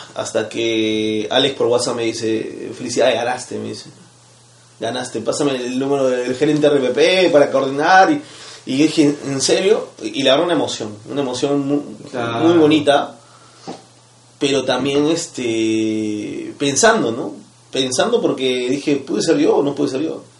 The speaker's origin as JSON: {"language": "Spanish", "region": "Cusco", "country": "Peru", "moved": "yes", "said": "vengo de Cusco"}